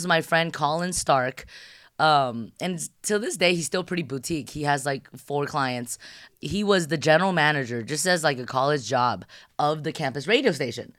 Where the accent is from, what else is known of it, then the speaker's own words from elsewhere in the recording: San Gabriel Valley, California, United States; also born or lived in Shanghai, China; a Shanghai born, Californian raised